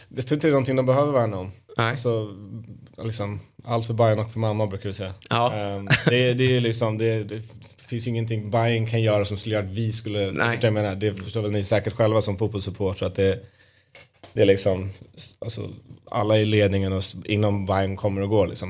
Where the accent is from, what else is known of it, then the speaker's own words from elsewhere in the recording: Stockholm, Stockholm County, Sweden; vi alla barn är ju uppvuxna här